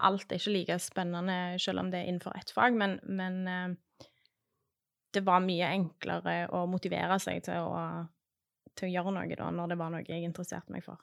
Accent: Western Norway, Norway; now in Stavanger, Norway; Jeg vokste opp på Vestlandet

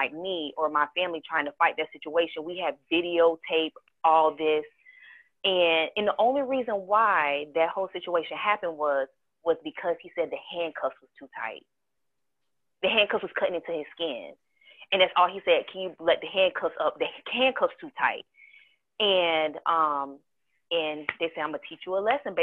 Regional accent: Charleston, South Carolina, United States; I was born in Charleston. I don't have the Geechee accent. I don't have the Gullah accent

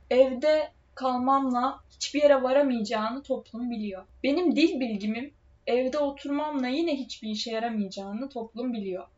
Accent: Trabzon, Turkey; biz Trabzonluyuz

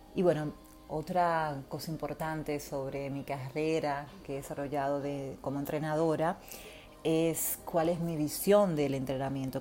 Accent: Dominican Republic; moved away as an adult; now in Buenos Aires, Argentina; Soy dominicana, viviendo en Buenos Aires actualmente, hace casi mm, ocho años

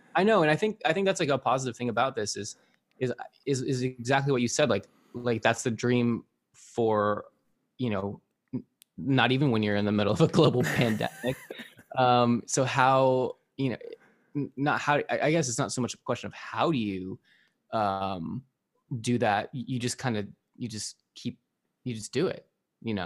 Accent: Arizona, United States; I grew up in Arizona

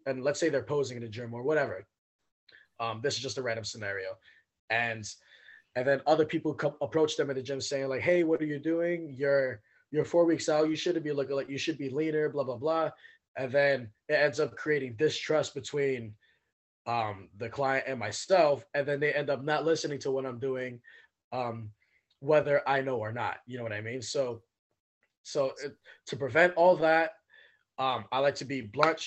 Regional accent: New York City, New York, United States; moved away as an adult; now in Washington, United States; I grew up in Brooklyn, New York, and in East New York in particular, Cypress Hills.

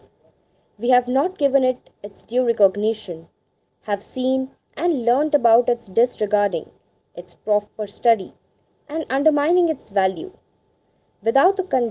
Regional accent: India; Being an Indian

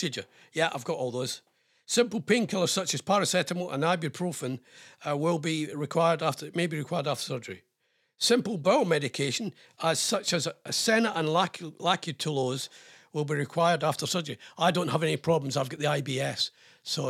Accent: Scotland, United Kingdom; I'm ex-RAF and I'm Scottish.

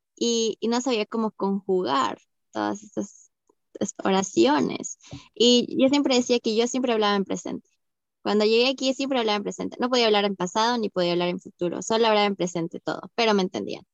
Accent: Arequipa, Peru; moved away as an adult; also born or lived in Brazil; now in Sweden; yo soy de Arequipa, como tú

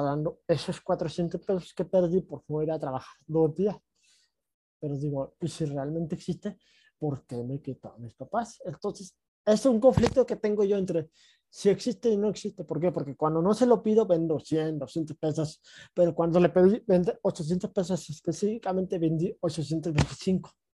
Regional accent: Mexico; me regreso a, México, a mi ciudad natal

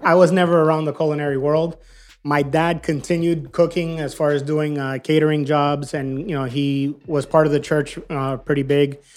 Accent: Miami, Florida, United States; moved away as an adult; now in California, United States; We're, we're both born and raised in Miami

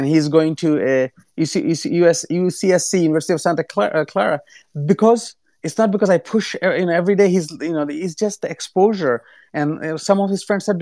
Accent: Bangladesh; now in United States; I'm originally from Bangladesh

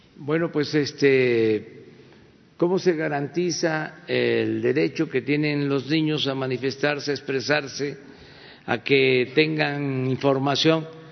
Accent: Tabasco, Mexico; now in Mexico City, Mexico; en Tabasco, en mi tierra, en mi agua

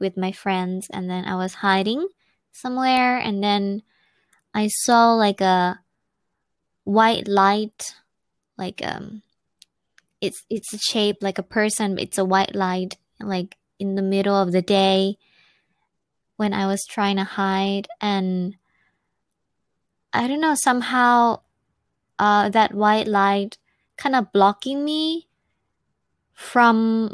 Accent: near Chiang Mai, Northern Thailand, Thailand; moved away as an adult; now in Japan; I'm from like the Inaka, like it's not in the city, so I don't know if many people know that city. It's near Chiang Mai in the north of Thailand.

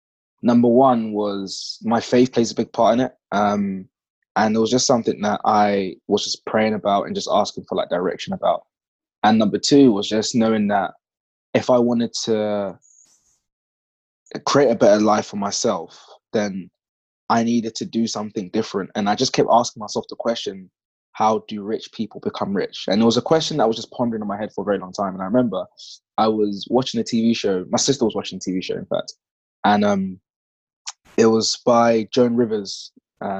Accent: London, United Kingdom; I grew up in East London on a council estate

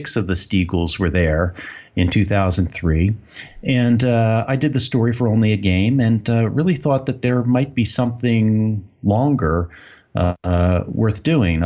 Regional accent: Philadelphia, Pennsylvania, United States; also born or lived in Maine; now in Maputo, Mozambique; I'm originally from the Philadelphia area

